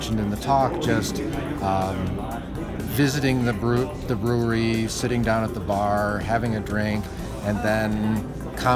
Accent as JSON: {"language": "English", "town": "Chicago", "region": "Illinois", "country": "United States", "tie": "born or raised there", "moved": "yes", "lives_now": "Colorado, United States", "said": "I grew up in Chicago"}